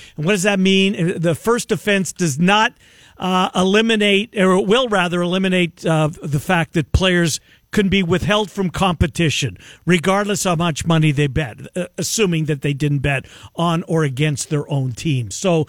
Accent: Canada; now in Iowa, United States; because I'm a Canadian

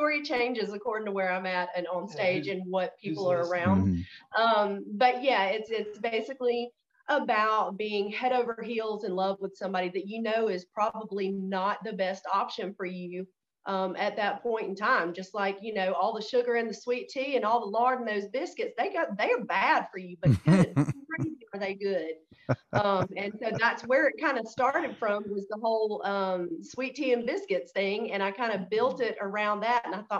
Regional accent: the South, United States; we're straight up from the South.

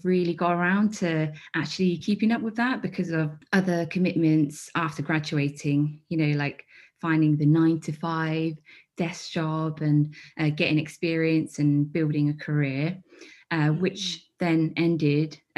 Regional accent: Midlands, United Kingdom; growing up in the Midlands, I think there was like me and one other like Chinese person.

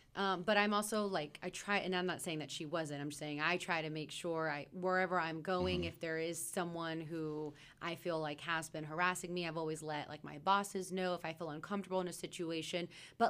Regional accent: Oklahoma, United States; also born or lived in Texas; I come from Oklahoma and Texas where it's pretty flat.

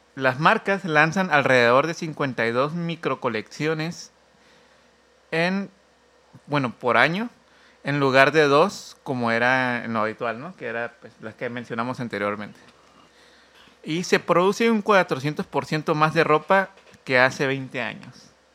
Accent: Oaxaca, Mexico; somos oaxaqueño

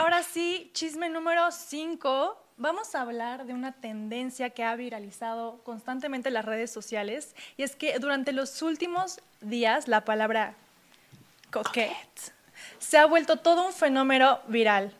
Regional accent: Mexico; como somos mexicanos

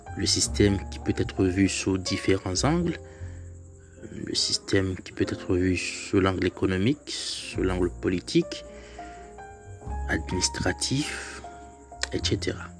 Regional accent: Haiti; en tant qu'haïtien

